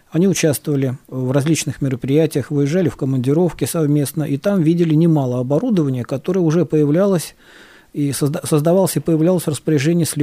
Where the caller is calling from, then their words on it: Dagestan, Russia; звонил я к вам из Дагестана.